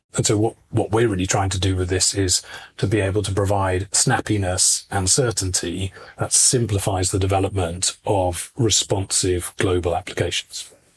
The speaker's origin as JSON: {"language": "English", "country": "United Kingdom", "moved": "as an adult", "lives_now": "Istria, Croatia", "said": "I'm British originally"}